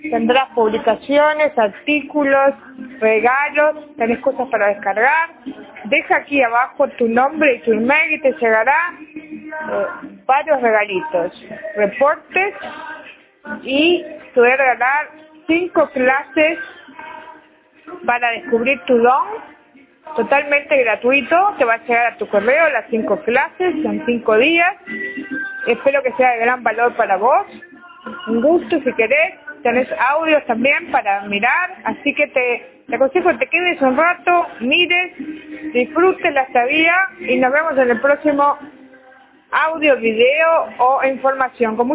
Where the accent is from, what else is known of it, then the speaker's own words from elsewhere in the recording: Uruguay; de Uruguay